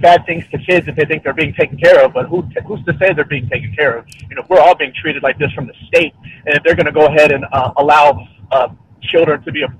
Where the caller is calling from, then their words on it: Austin, Texas, United States; I'm calling from Austin, Texas.